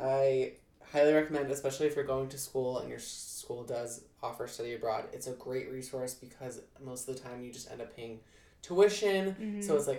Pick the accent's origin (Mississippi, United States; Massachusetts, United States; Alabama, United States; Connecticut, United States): Connecticut, United States; also born or lived in Florida; I was born in Florida, and we drove all the way to Connecticut.